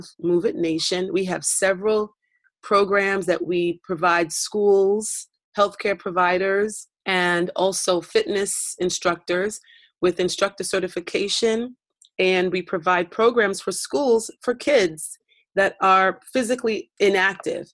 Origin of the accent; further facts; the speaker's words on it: New York City, New York, United States; moved away as an adult; also born or lived in South Africa; my hometown of Brooklyn, New York